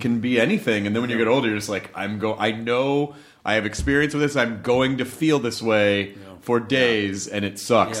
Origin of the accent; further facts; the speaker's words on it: Miami, Florida, United States; moved away; I grew up in Miami.